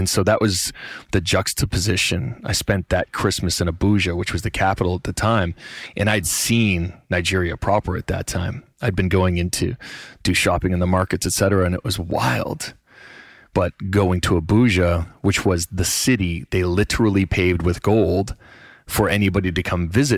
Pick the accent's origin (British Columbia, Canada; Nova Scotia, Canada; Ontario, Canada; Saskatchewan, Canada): Nova Scotia, Canada; where I grew up in Nova Scotia